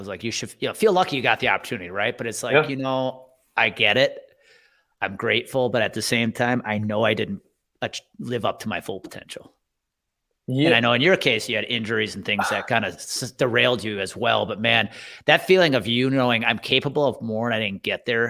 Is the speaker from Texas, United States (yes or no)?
no; Wisconsin, United States; I grew up 30 miles outside of Milwaukee.